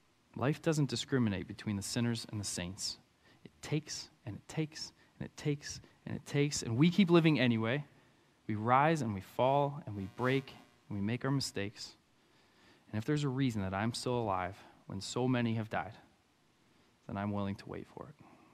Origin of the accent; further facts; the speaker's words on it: Anoka, Minnesota, United States; I'm from Anoka. I'm a country kid, okay? I like my country.